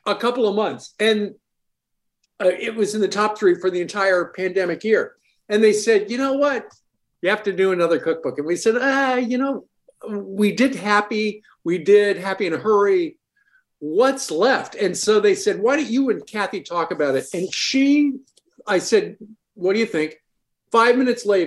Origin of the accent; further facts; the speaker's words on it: Abilene, Kansas, United States; I'm from Abilene, Kansas, which was the boyhood home of Dwight Eisenhower